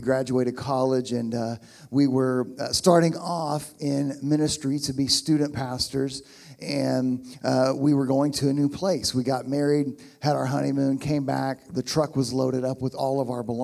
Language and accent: English; Oklahoma, United States; moved away as an adult; also born or lived in Pittsburgh, Pennsylvania; I'm from Oklahoma, although not here